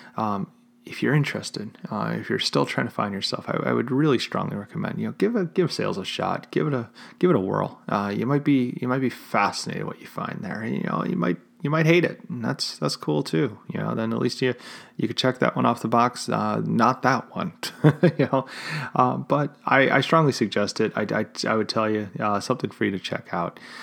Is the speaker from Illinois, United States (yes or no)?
yes; Chicago, Illinois, United States; my hometown of Chicago.